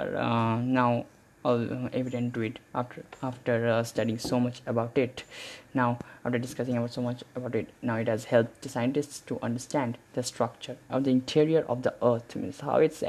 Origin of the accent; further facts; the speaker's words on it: India; being an Indian